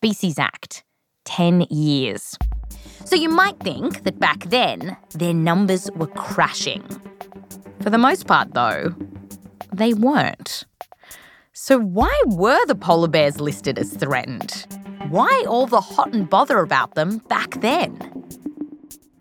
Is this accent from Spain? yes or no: no; Australia; I come from Australia